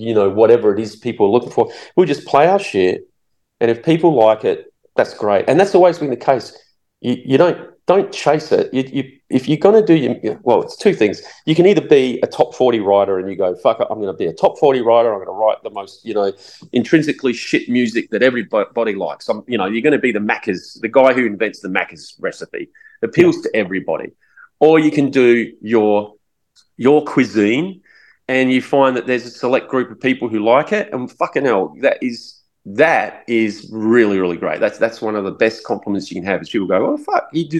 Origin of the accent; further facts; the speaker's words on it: Adelaide, South Australia, Australia; we go, Adelaide.